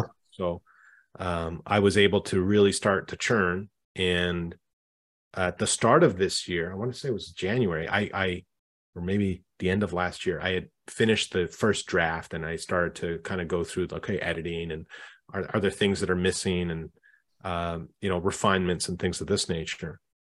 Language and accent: English; Canada; I'm Canadian myself